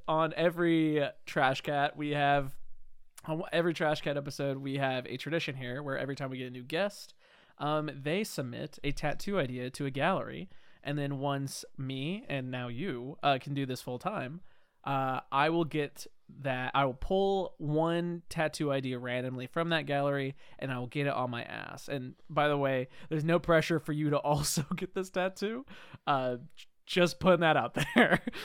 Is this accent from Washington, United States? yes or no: yes; Whidbey Island, Washington, United States; I'm from Woodby Island